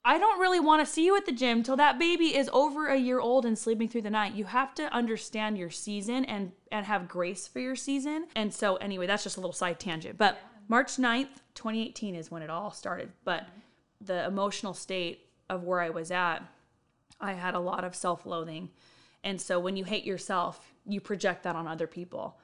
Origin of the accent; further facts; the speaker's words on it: Riverside County, California, United States; moved away as an adult; now in Bakersfield, United States; I was born and raised in Riverside County